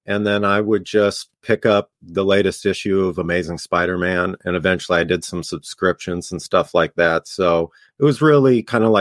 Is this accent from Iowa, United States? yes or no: no; Los Angeles, California, United States; I'm from LA. I'm from like the Lockerson, Glendale area, so kind of like a suburb in Los Angeles.